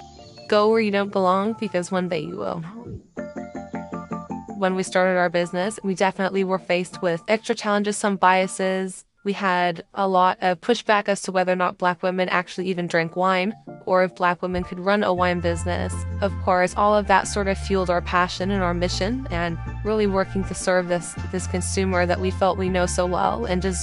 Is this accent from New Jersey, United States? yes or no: no; Monterey, California, United States; I grew up in Central Coast of California in Monterey.